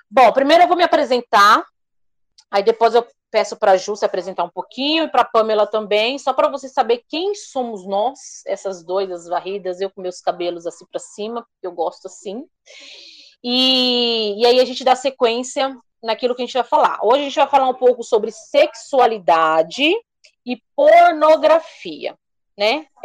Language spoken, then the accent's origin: Portuguese; Alphaville, São Paulo, Brazil; eu sou aqui de Alphaville, né?